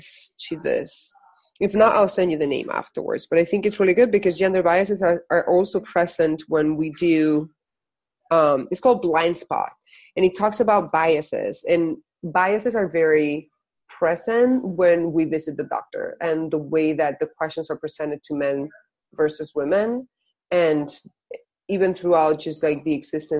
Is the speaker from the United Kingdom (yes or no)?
no; Spain; moved away; I'm originally from Spain